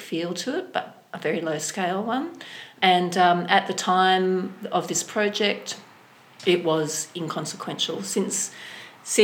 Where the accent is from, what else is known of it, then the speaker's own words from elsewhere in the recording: Sydney, New South Wales, Australia; now in Hobart, Australia; I come from Sydney, and then Hobart